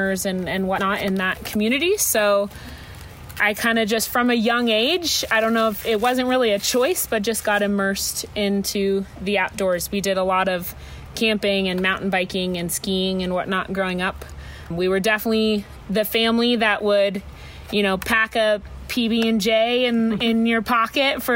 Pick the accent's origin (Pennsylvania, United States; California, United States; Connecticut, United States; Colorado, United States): Colorado, United States; Boulder; moved away; also born or lived in Montana; I was born and raised in a town called Boulder, Colorado